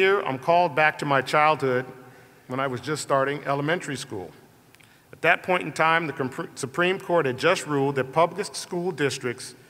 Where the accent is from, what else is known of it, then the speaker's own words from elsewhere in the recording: Colorado, United States; a 10-year-old boy growing up in Colorado